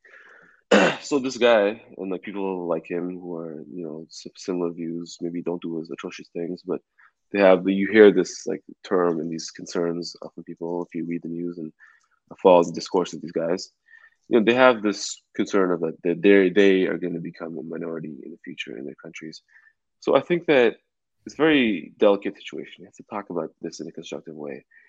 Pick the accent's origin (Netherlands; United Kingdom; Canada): Canada; now in United States; as a Canadian, you know, someone from Vancouver, or from Toronto